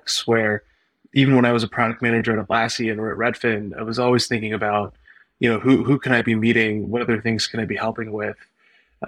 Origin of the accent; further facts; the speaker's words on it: Bay Area, California, United States; also born or lived in Los Angeles, California; my background is that I grew up in the Bay Area